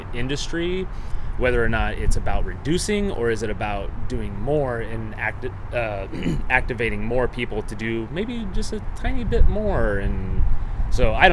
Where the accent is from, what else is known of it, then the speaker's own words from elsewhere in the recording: Omaha, Nebraska, United States; I'm from Omaha, Nebraska